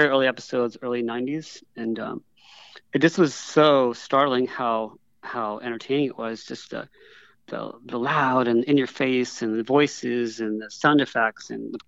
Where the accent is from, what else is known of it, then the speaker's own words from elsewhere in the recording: Sarasota, Florida, United States; moved away; also born or lived in Houston, Texas / Austin, Texas; I grew up in Sarasota, Florida, later on in Houston.